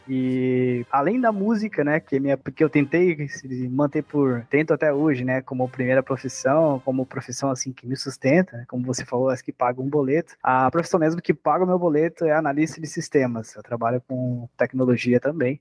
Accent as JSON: {"language": "Portuguese", "town": "Sorocaba", "region": "São Paulo", "country": "Brazil", "tie": "born or raised there", "said": "eu sou natural de Sorocaba, né, né, no interior de São Paulo"}